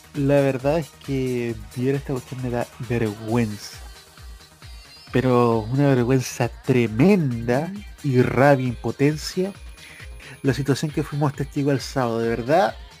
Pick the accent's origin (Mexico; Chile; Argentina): Chile; nos reconocemos como chilenos